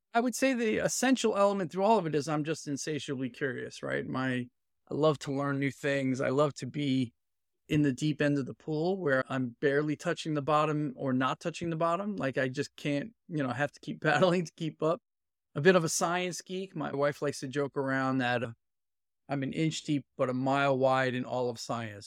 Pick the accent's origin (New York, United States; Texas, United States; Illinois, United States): New York, United States; New York City; moved away as an adult; also born or lived in San Francisco Bay Area / London; now in Boston, United States; I'm a born and raised inner city Brooklyn kid.